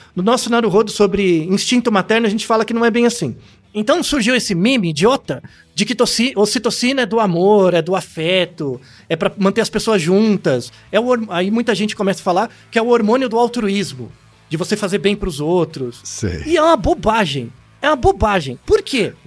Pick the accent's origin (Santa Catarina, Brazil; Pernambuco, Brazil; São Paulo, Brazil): São Paulo, Brazil; eu nasci em São Paulo